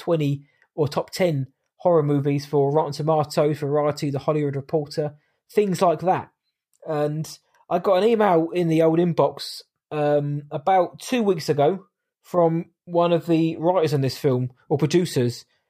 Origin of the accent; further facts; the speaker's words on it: Southampton, South East England, United Kingdom; my hometown